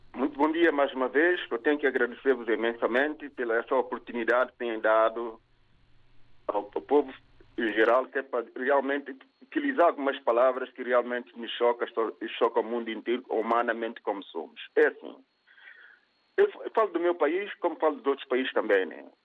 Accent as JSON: {"language": "Portuguese", "country": "São Tomé & Príncipe", "said": "na minha terra, Santo Tomé Príncipe"}